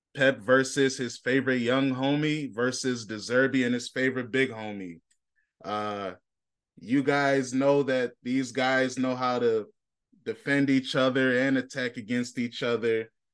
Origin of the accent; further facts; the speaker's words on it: United States; I'm an American.